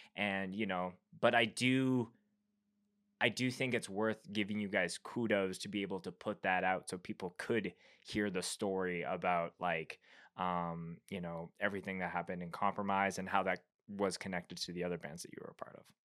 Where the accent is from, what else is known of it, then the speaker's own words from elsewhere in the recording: Canada; being a Canadian